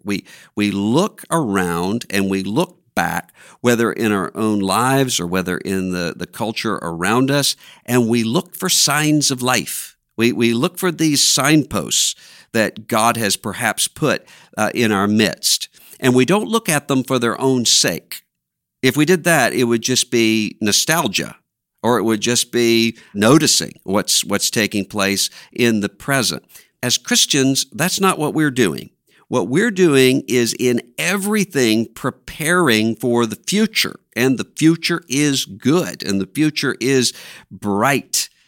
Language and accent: English; Biloxi, Mississippi, United States; born or raised there; moved away